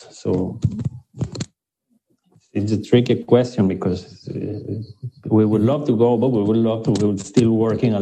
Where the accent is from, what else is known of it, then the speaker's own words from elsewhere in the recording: Venezuela; moved away as an adult; now in London, United Kingdom; I left Venezuela voluntarily